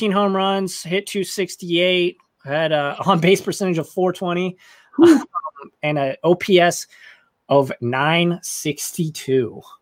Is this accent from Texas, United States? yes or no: yes; San Antonio, Texas, United States; I'm from San Antonio.